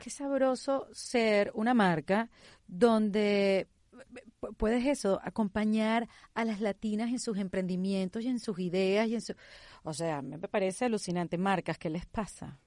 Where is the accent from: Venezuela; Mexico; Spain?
Venezuela; first language Spanish; now in Miami, United States; Yo que soy venezolana, que vivo en Miami y que toda mi vida me he comunicado en español